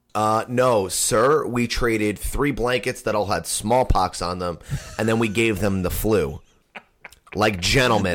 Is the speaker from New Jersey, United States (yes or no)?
yes; New Jersey, United States; we're from New Jersey